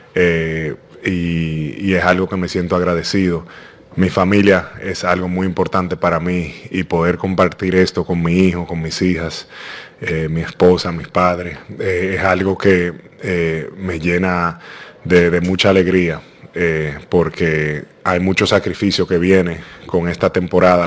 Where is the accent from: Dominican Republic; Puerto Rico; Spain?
Dominican Republic; como dominicano